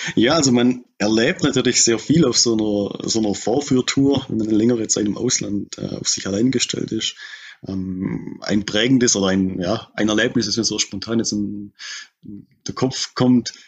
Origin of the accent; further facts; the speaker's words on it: Bad Saulgau, Baden-Württemberg, Germany; moved away as an adult; also born or lived in Australia; man hört es im Dialekt, ich komme hier aus der Gegend, ich bin hier tief verwurzelt